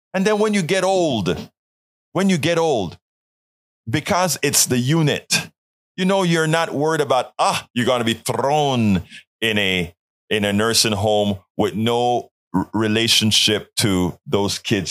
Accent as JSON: {"language": "English", "region": "Colón", "country": "Panama", "moved": "yes", "lives_now": "United States", "said": "Panama, in Colon, where I'm from"}